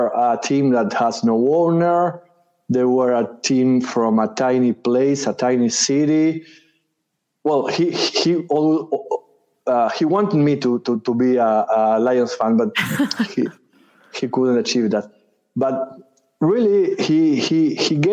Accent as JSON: {"language": "English", "country": "Uruguay", "tie": "born or raised there", "said": "I am from Uruguay. I've lived here since I was born"}